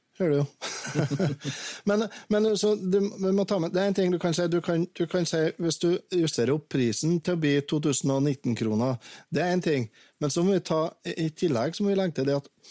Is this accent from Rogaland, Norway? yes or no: no; Verdal and Steinkjer, Trøndelag, Norway; Jeg vokste opp eh, dels på Verdalen og dels på Steinkjer med skilte foreldre